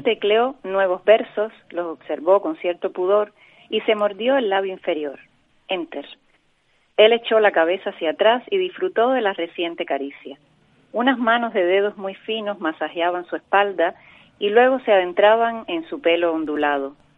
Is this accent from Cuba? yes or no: yes; Cuba; now in Canary Islands, Spain; el pueblo donde yo nací, un pueblito en el el Macondo cubano, en el sur de La Habana